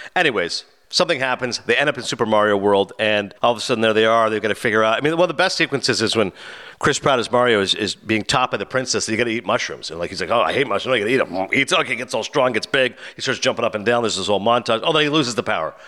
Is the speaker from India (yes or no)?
no; Canada; I was born and raised in Canada, but my family's Pakistani